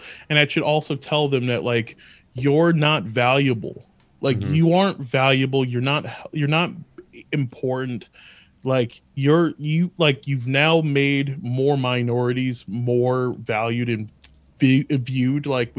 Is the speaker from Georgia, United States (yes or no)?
no; Albany, New York, United States; born there; also born or lived in Atlanta / Virginia; And so I was born in Albany and lived there until I was like 5 or 6, mm-hmm, and then moved to Atlanta for like a few months. And then we moved to Virginia